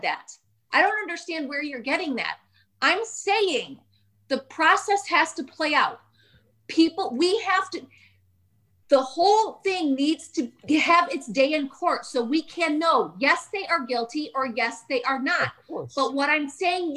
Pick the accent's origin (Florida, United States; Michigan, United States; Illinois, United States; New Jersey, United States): Michigan, United States; my home state of Michigan